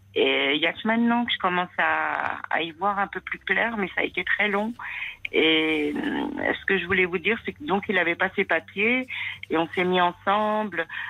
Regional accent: France; née en France, donc française. Comme je l'étais

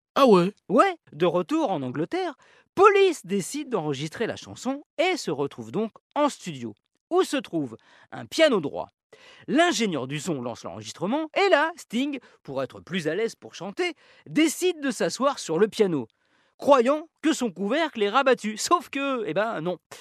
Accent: France; chez nous en France.

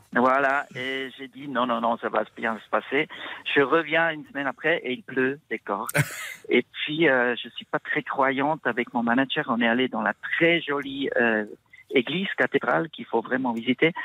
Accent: Switzerland; je viens de la Suisse

